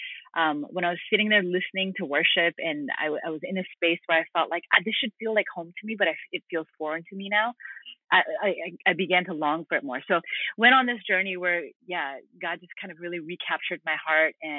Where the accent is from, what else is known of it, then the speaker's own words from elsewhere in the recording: Vancouver, British Columbia, Canada; also born or lived in Hamilton, Ontario; now in United States; I grew up in Canada, but we moved from the East Coast over to the West Coast in Vancouver when I was six. Grew up in Vancouver